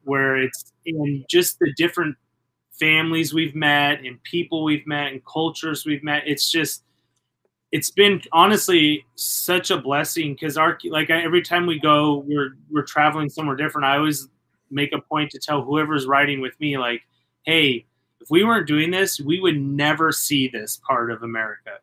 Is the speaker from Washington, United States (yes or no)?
yes; University Place, Washington, United States; I grew up in a little suburban to Tacoma, Washington called University Place